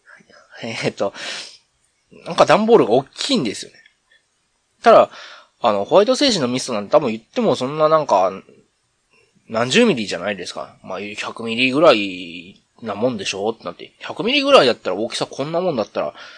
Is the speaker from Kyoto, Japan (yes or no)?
yes; Kyoto, Japan; 僕一応京都府の、ね、出身でっていうと、今違うところに住んでるみたいですけど、まあ、京都府に住んでて